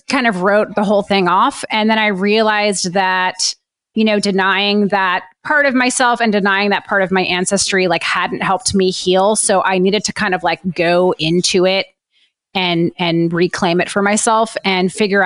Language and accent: English; New Orleans, Louisiana, United States; I grew up in New Orleans too